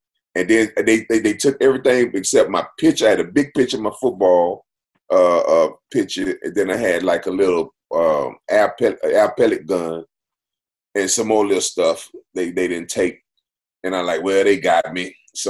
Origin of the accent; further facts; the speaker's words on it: Missouri, United States; now in Los Angeles, United States; Oh, man, it was crazy, man, because we came from Missouri, man.